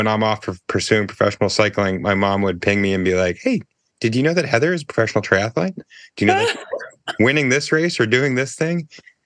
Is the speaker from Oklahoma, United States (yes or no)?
no; Brentwood, New Hampshire, United States; I grew up in Brentwood